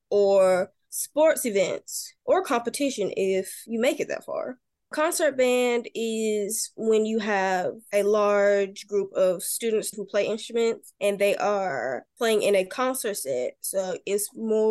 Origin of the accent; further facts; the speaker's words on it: Mendenhall, Mississippi, United States; I am from Mendenhall, Mississippi, and I am a freshman at Mendenhall High School